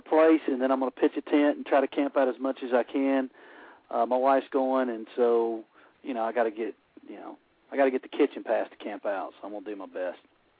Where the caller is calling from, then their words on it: Alabama, United States; Close, Alabama.